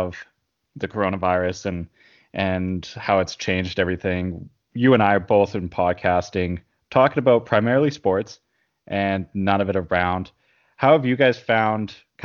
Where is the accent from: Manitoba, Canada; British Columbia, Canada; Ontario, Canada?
British Columbia, Canada; Houston; moved away; I grew up in Houston, which there's about, I want to say 2000, maybe 2,500 people there.